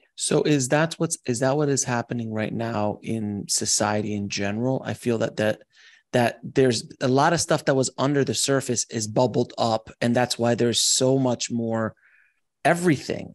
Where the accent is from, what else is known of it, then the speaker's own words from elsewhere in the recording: Los Angeles, California, United States; I come from Los Angeles